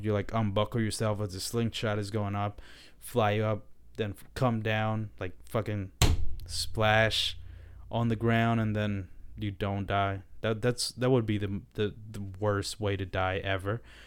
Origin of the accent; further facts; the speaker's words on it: Dominican Republic; I was born in the Dominican Republic